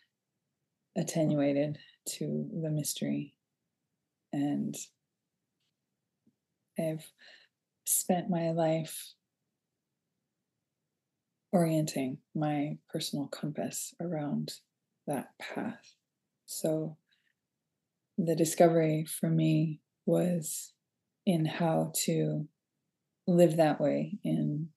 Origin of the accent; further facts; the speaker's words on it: Boston, Massachusetts, United States; also born or lived in Philadelphia / Arlington, Massachusetts; my mother decided that we were going to move back to Boston area where I grew up